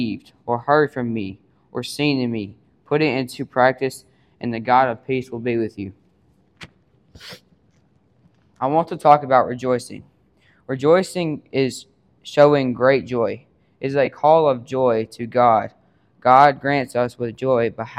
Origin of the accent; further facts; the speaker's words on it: Water Valley, Mississippi, United States; I am from Water Valley, Mississippi.